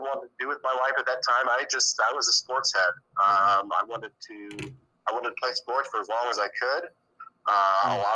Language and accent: English; Fort Wayne, Indiana, United States; also born or lived in Dayton, Ohio; I graduated from Bishop Lewis in 2002. While at Lewis, I was a three-sport athlete, football, basketball, and baseball.